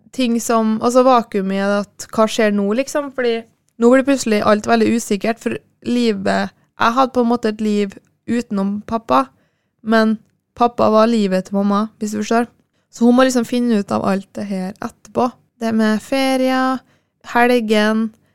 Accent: Kristiansund, Møre og Romsdal, Norway; ble jeg nå boende hjemme i Kristiansund

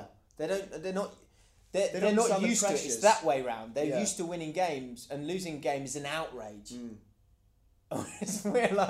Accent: England, United Kingdom; as an Englishman

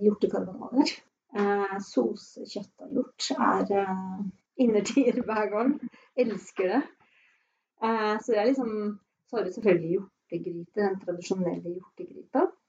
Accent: Fredrikstad, Østfold, Norway; moved away as an adult; also born or lived in Naustdal; now in Sunnfjord, Norway; jeg kommer fra Fredrikstad og har da hatt hytte på Hvaler

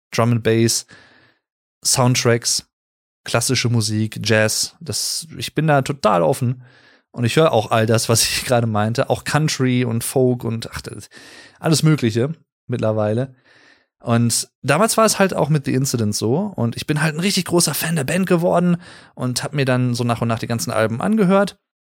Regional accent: Germany; hier in Deutschland als Deutscher

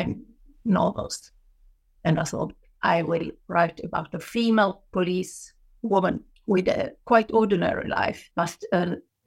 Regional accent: Gothenburg, Västra Götaland, Sweden; I was born in Gothenburg on the western coast of Sweden

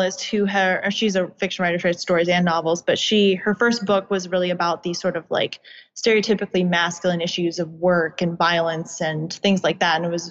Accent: suburbs of DC, Virginia, United States; born or raised there

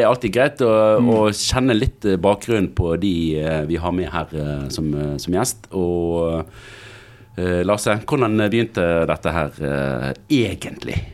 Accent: Bergen, Vestland, Norway; jeg er fra Bergen og har jobbet

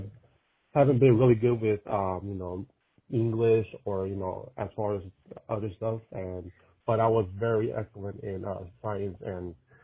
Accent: California, United States; also born or lived in Berkeley, California; So I was born and raised in California. And, you know, obviously, it's one of the most liberal places you can live in. And ironically, I lived in the most liberal city for a while, Berkeley, California.

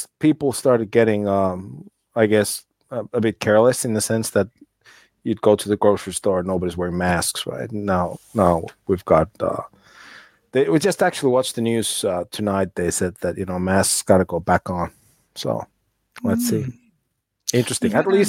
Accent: United States; now in Helsinki, Finland; Grew up in the States, though, but. Over here now

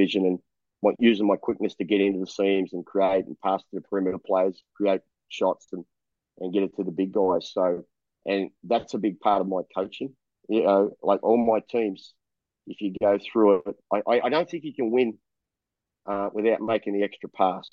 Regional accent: Melbourne, Victoria, Australia; moved away as an adult; now in Taiwan; I was born in Collingwood. You know the borders, right? The borders, Victoria Street, right? So I was born in there, and I sold newspapers in Richmond when I was a kid

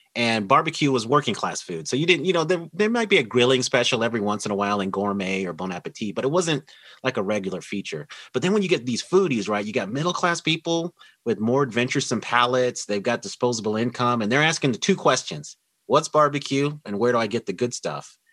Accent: Denver, Colorado, United States; I was born and raised in Denver, Colorado

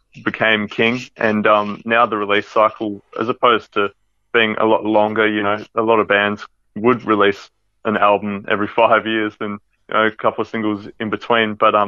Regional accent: the West, Western Australia, Australia; We're from the West

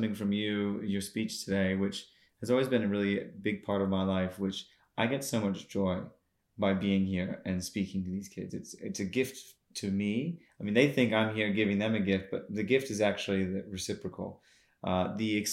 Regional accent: United States; also born or lived in North Queensland, Australia; now in Australia; I grew up in the States

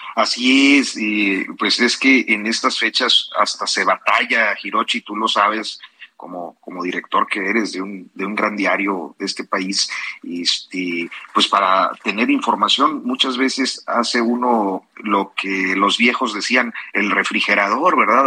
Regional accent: Saltillo, Coahuila, Mexico; moved away; Estoy en Saltillo, Coahuila, que es eh, mi tierra

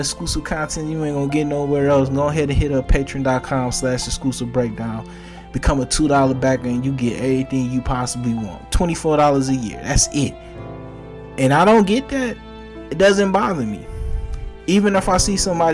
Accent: Detroit, Michigan, United States; I'm gonna be from Detroit

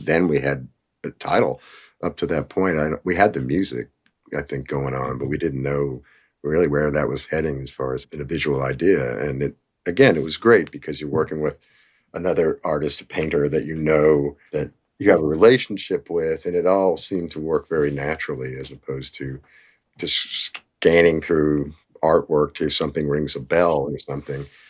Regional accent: Nashville, Tennessee, United States; we're from Nashville

